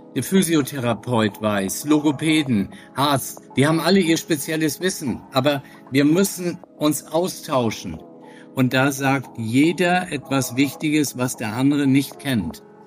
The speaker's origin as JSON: {"language": "German", "town": "Flensburg", "region": "Schleswig-Holstein", "country": "Germany", "tie": "born or raised there", "said": "ich bin 64 Jahre alt, in Flensburg geboren, Mutter Dänen, Vater Norddeutscher, Hamburger"}